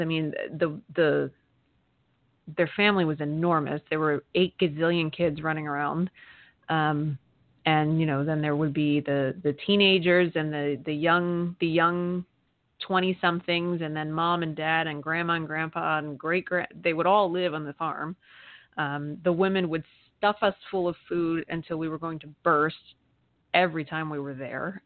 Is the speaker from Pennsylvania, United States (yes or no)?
yes; Amish country in Pennsylvania, United States; I grew up in Amish country in Pennsylvania